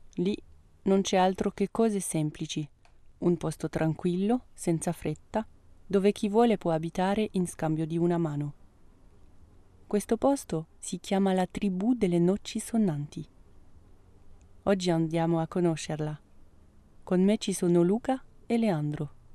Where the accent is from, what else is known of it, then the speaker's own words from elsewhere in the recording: France; moved away; also born or lived in Italy; Io vengo dalla Francia